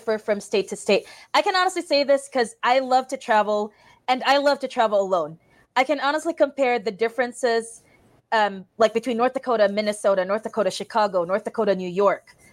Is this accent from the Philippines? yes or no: yes; Philippines; moved away as an adult; now in Valley City, United States; I'm a Filipino nurse coming to Valley City